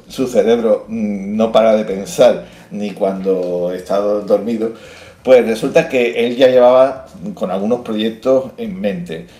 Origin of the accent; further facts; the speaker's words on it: Andalusia, Spain; somos andaluces